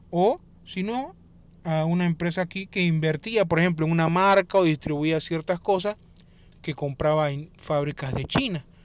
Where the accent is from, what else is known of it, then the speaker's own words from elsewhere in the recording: Panama; como por ejemplo aquí en mi país que tenemos la zona libre de Colón